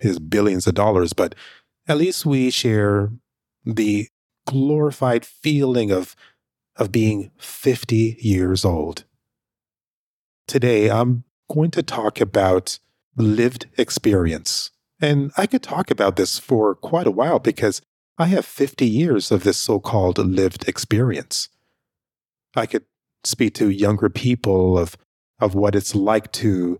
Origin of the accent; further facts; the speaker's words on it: Canada; also born or lived in Jamaica; currently, I live in Canada. I was raised up in Canada